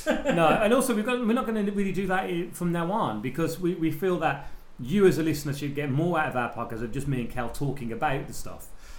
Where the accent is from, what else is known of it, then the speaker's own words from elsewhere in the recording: England, United Kingdom; I'm English and because we're ignorant, we don't speak any other language.